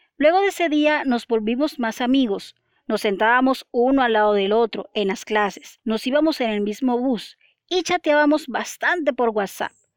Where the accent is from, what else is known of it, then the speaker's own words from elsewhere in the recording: Barranquilla, Atlántico, Colombia; mi ciudad natal, Barranquilla